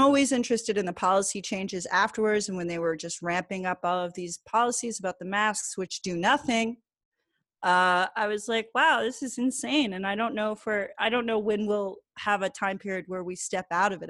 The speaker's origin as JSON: {"language": "English", "region": "New Jersey", "country": "United States", "tie": "born or raised there", "said": "I lived in New Jersey at the time, I grew up in New Jersey"}